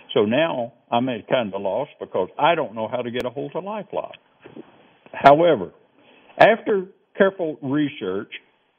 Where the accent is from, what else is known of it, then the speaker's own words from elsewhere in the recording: the South, United States; you know how I talk. I'm very slow. I'm from the South.